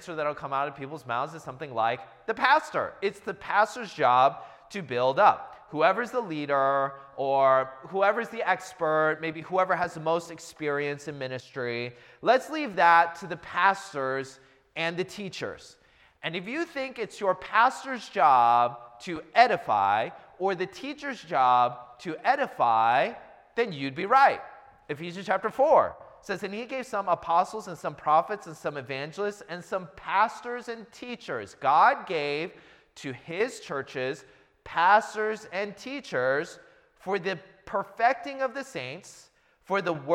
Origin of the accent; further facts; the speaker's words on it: Seattle, Washington, United States; I'm from the Seattle area, went to a church in the Seattle area